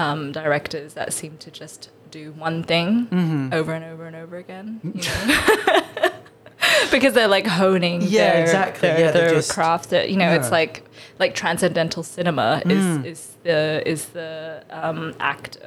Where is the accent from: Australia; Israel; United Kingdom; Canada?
Australia; Asian growing up in Australia and with Western media